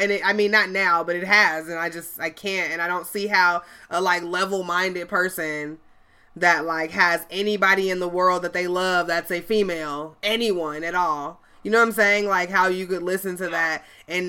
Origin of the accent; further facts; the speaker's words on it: Chicago, Illinois, United States; I'm from Chicago